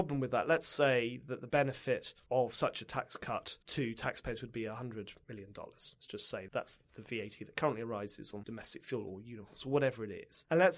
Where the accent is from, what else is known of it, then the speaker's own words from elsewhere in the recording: United Kingdom; now in United States; One of the huge irritations you have as a Brit in America